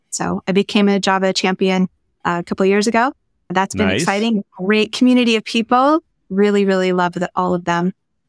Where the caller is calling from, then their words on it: Denver, Colorado, United States; I'm calling in from Denver, Colorado, and it's really cold here right now.